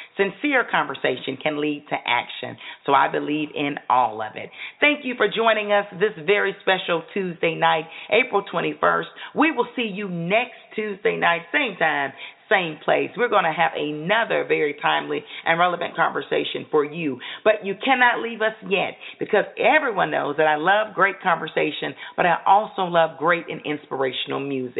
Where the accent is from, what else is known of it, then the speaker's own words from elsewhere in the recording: Columbia, South Carolina, United States; out of Columbia, South Carolina, my hometown